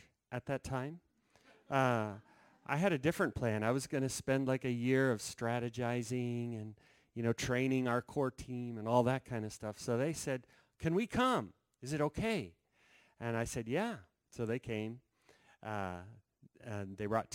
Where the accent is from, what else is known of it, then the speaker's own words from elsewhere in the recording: Denver, Colorado, United States; We're from Denver, Colorado